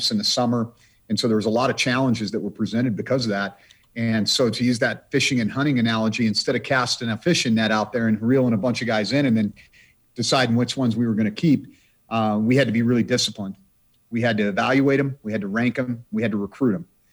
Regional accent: Idaho, United States; now in Montana, United States; my home state of the state of Idaho

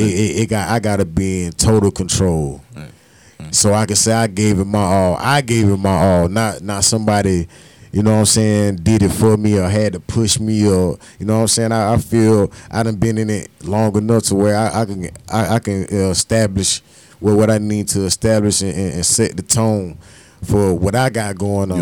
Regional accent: Darlington, South Carolina, United States; moved away; also born or lived in Columbia, South Carolina; I, am from Darlington, but I tell people I'm from Columbia, Columbia

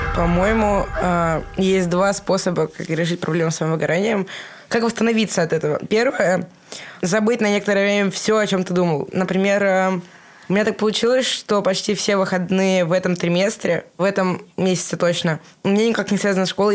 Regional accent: Russia; я из России

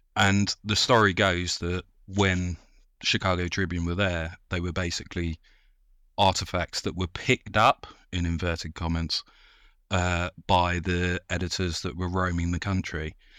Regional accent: United Kingdom; we're British

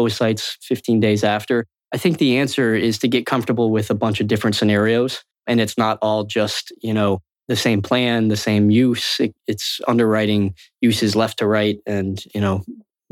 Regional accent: Florida, United States; I grew up in Florida.

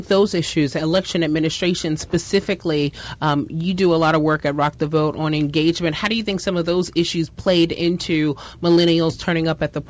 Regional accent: New York, United States; as a New Yorker

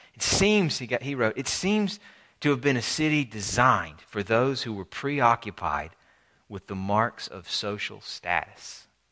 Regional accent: Alabama, United States; my home state of Alabama

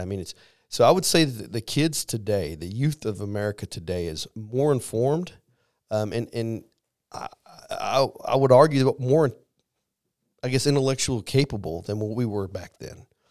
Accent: Missouri, United States; moved away; I am from Missouri

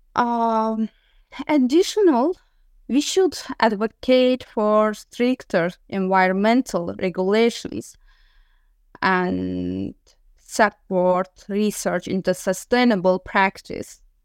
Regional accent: Sumgait, Azerbaijan; moved away as an adult; now in Galway, Ireland; I was born in Sumgait, city of Azerbaijan

